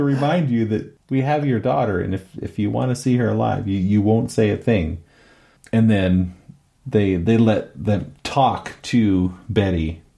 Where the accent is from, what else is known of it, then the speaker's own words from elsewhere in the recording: United States; being an American watching a British film